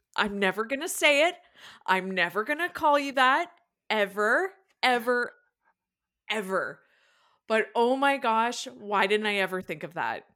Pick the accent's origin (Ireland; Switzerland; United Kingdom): Ireland; I'm Irish